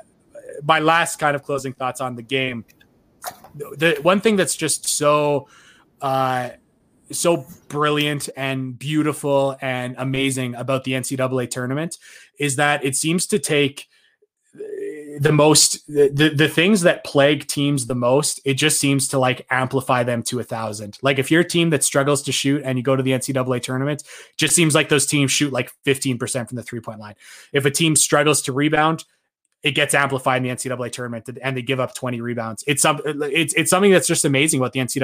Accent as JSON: {"language": "English", "country": "Canada", "said": "me as a Canadian who didn't go to the University of Florida"}